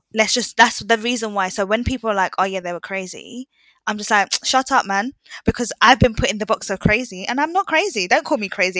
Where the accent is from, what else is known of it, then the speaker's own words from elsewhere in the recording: Jamaica; I'm Jamaican as well